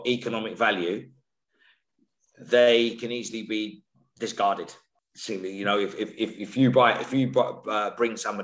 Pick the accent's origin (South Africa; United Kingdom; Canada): United Kingdom; London; I come from Islington, right, in the central London. So I grew up with a variety of different cultures